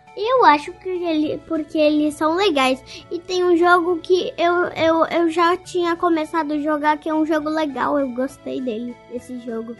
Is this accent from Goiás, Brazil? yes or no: yes; Quirinópolis, Goiás, Brazil; tenho 9 anos e sou de Quirinópolis.